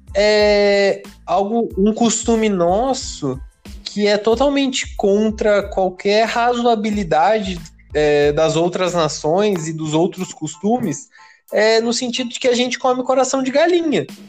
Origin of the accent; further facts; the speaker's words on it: Brazil; nós, como brasileiros